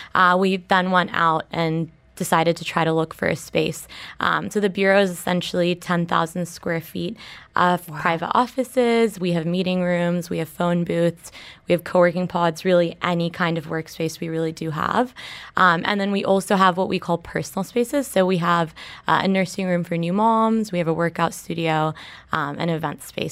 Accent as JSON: {"language": "English", "region": "Dubai", "country": "United Arab Emirates", "tie": "born or raised there", "said": "we grew up in Dubai, you really do grow up with the city"}